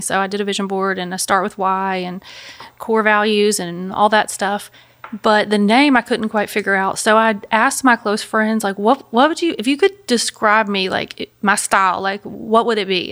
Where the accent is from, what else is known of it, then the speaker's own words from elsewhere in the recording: Memphis, Tennessee, United States; I'm from Memphis, Tennessee. I've lived here my whole life